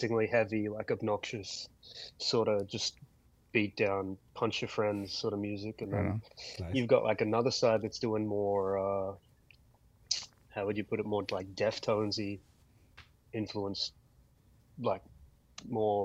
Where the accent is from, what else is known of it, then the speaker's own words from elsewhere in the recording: Wollongong, New South Wales, Australia; we're from Wollongong, which is, you know, an hour south of Sydney.